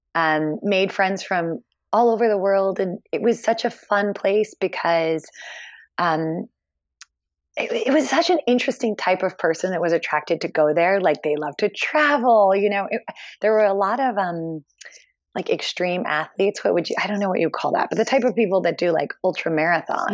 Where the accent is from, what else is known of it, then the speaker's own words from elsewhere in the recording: Philadelphia, Pennsylvania, United States; moved away as an adult; also born or lived in Hong Kong; I grew up in Philly